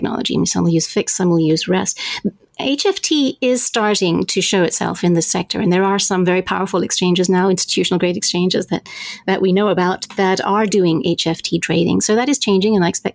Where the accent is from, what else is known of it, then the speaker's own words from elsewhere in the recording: Zambia; I grew up in Zambia